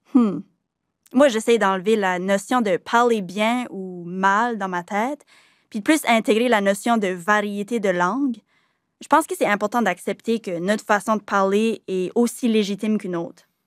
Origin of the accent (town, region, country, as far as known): Acadians of south-east New Brunswick, Canada